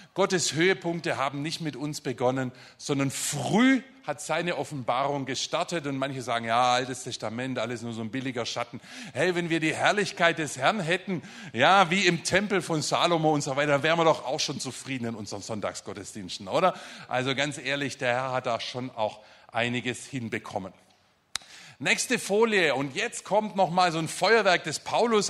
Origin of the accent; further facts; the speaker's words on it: Germany; also born or lived in Stuttgart area; wir als Deutsche